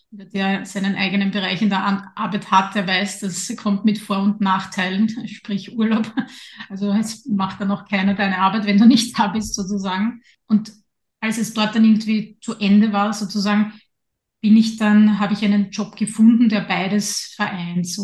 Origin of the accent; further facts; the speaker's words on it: Lower Austria, Austria; now in Vienna, Austria; Ich bin ja in Niederösterreich aufgewachsen. Da war ich dann auch lange Zeit dabei, bevor mich mein Weg dann nach Wien geführt hat.